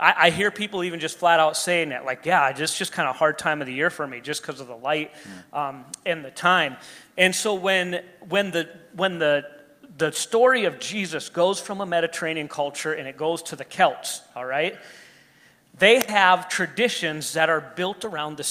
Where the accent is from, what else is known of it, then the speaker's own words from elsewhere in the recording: United States; us as an American culture